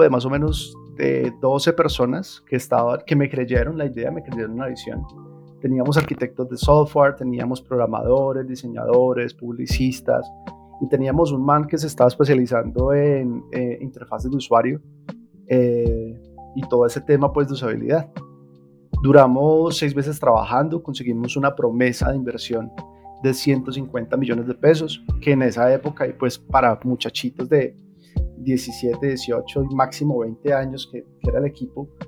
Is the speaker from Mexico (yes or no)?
no; Colombia; Soy colombiano.